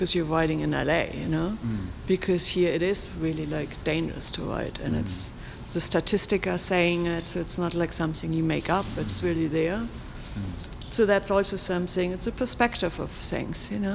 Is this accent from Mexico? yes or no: no; Germany; moved away; in Germany, back in my hometown